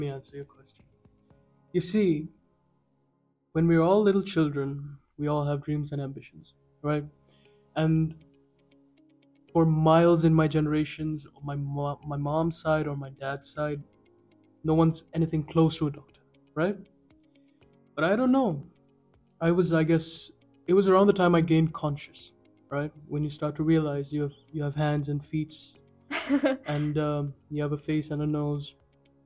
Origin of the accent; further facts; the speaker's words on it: Kuwait; moved away as an adult; also born or lived in China / Sri Lanka; now in Pakistan; I was born and raised in Kuwait, and then went on to study medicine